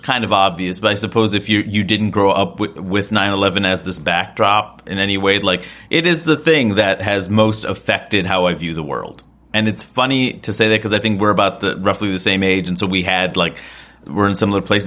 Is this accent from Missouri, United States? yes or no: no; New York, United States; I grew up here